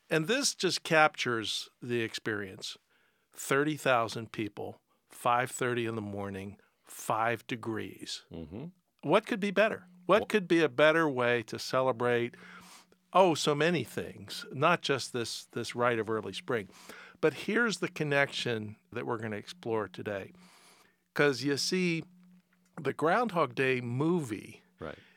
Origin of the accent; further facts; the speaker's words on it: Pittsburgh, Pennsylvania, United States; I grew up in Pittsburgh